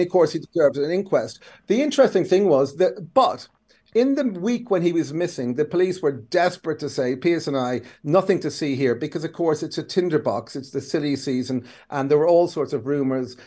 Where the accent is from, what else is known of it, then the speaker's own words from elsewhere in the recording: Kildare, Leinster, Ireland; I'm Irish, but the other thing is the rest is I'm a Kildare man